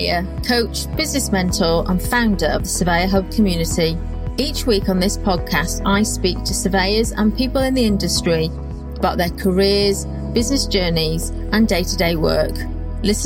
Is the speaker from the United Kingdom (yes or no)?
yes; North Wales, United Kingdom; moved away; I'm from North Wales, which is very different. I do sound like I'm from South Wales when I've had a couple